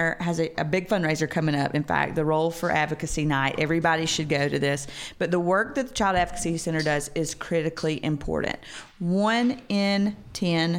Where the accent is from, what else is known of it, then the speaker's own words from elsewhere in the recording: the South, United States; I'm from the South